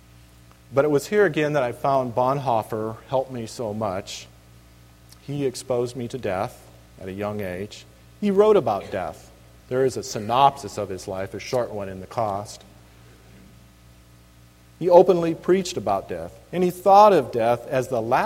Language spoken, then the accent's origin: English; Reedley, California, United States; moved away as an adult; now in Alaska, United States; This is the little town I grew up in, California